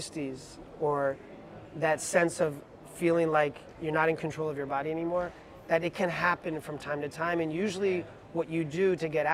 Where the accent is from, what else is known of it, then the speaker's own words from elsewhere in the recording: New York City, New York, United States; as a New Yorker